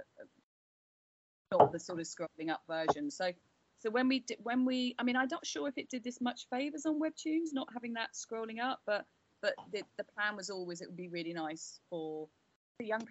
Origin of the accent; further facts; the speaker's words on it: United Kingdom; us Brits